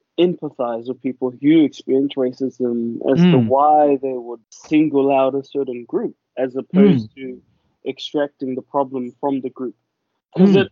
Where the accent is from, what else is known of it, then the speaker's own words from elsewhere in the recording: New Zealand; as a Pacific Islander myself, you know, growing up in New Zealand